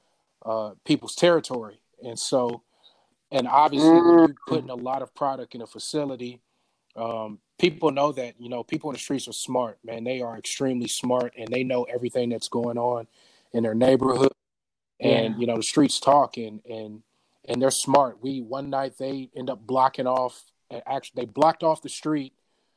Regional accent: Bay Area, California, United States; Born and raised in the Bay Area.

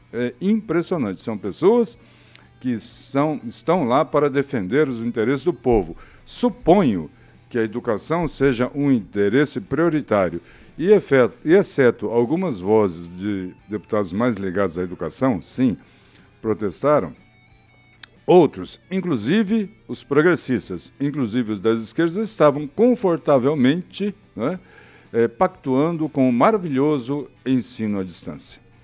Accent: Brazil; como brasileiro

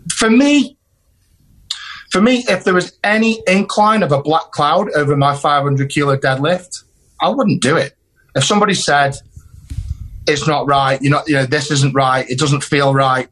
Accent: United Kingdom; it was done in my home country

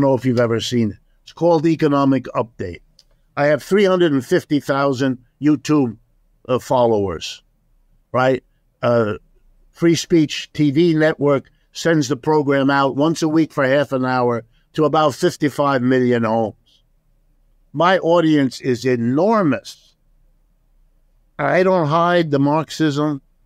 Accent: Ohio, United States; first language German; English is a second language; I was born in Ohio. I'm as American as apple pie

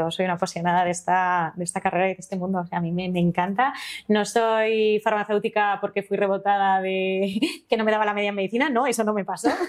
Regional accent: Madrid, Community of Madrid, Spain; now in Alcalá de Henares, Spain; a mí me encanta Madrid, soy una apasionadísima de Madrid. Alcalá me fui por motivos laborales después de haber vivido aquí toda mi vida

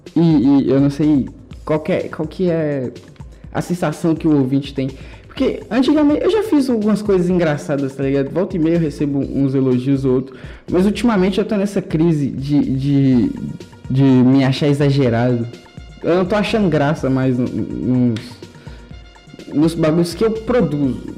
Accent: Brazil; Eu gosto de ser brasileiro, eu tenho orgulho

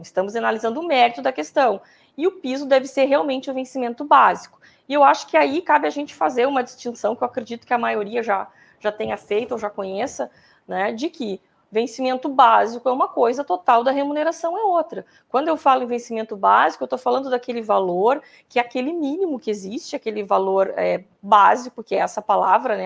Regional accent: Pelotas, Rio Grande do Sul, Brazil; eu sou de Pelotas

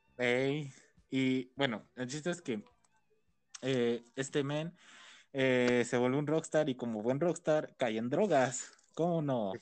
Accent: Mexico City, Mexico; Sí, somos de México

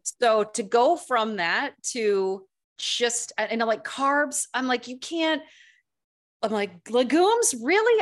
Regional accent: East Lansing, Michigan, United States; also born or lived in Saugatuck, Michigan; this is East Lansing, Michigan.

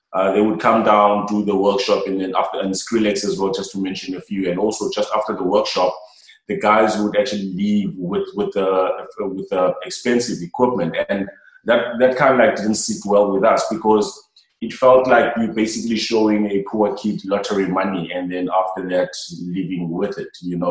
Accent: Cape Town, Western Cape, South Africa; coming down to Langa, my, like my hometown

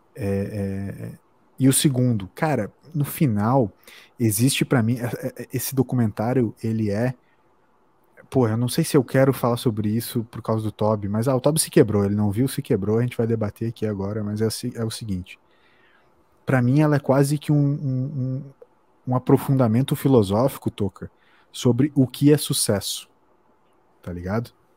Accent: Brazil

